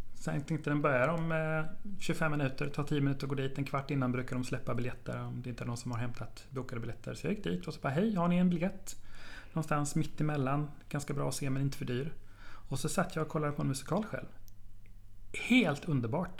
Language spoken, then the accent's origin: Swedish; Hällevik, Sweden; Tvååker och lilla Hällevik där jag kommer ifrån